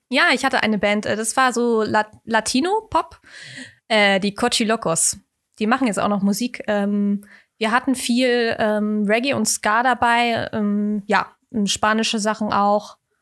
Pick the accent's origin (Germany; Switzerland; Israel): Germany; Kiel, Schleswig-Holstein; moved away as an adult; now in Hamburg, Germany; ich komme ursprünglich aus Kiel, wohne jetzt seit drei Jahren in Hamburg